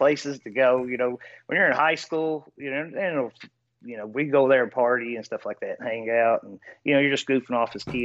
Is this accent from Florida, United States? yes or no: no; Eastern Kentucky, United States; I was raised in Eastern Kentucky